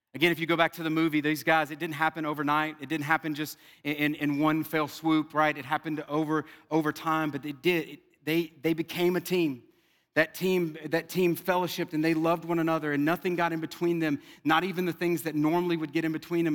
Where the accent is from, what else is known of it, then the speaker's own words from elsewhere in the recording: South Louisiana, United States; I'm from South Louisiana